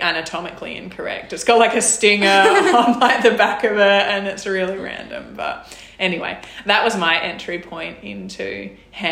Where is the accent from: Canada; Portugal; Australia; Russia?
Australia; Whyalla, South Australia; I'm from South Australia, was born and grew up in Whyalla